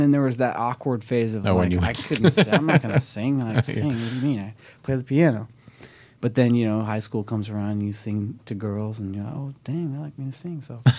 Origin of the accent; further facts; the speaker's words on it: Los Angeles, California, United States; also born or lived in Orange County; I'm from LA, yeah. Born and raised in the Valley, and I lived in Orange County as well for